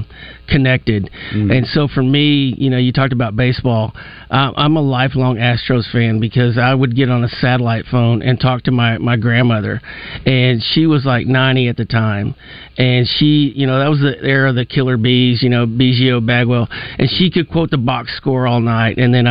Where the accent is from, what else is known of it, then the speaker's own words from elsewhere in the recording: Farmington, Arkansas, United States; You know, I'm originally from Farmington.